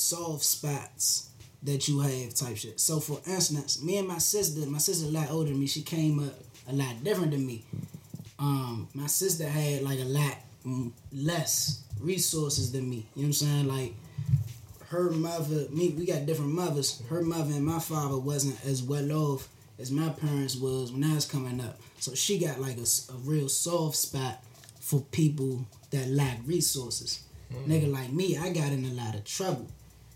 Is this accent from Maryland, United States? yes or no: yes; Maryland, United States; I'm from Maryland.